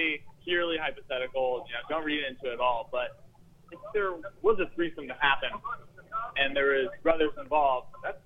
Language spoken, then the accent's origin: English; Pacific Northwest, United States; I am from the Pacific Northwest